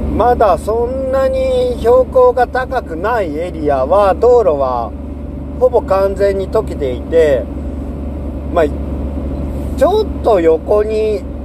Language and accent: Japanese; Seto Inland Sea coast, Japan; moved away as an adult; now in Shimane, Japan; 僕はずっとね瀬戸内海で生まれ育ってその後就職してからも瀬戸内海沿岸でずっと